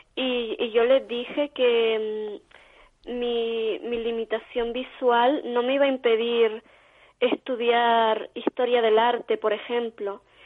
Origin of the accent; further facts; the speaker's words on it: Vega de San Mateo, Canary Islands, Spain; aquí en mi pueblo, en San Mateo